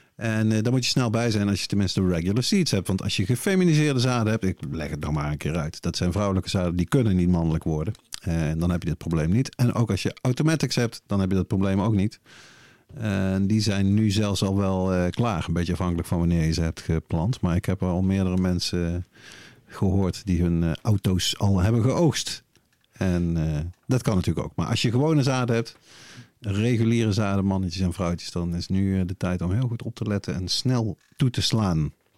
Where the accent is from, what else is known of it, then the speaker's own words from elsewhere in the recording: Netherlands; We zijn toch Nederlanders